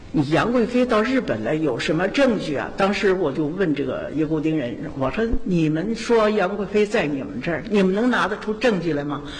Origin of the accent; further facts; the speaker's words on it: Zhouzhi, Shaanxi, China; 我来自陕西，来自周至县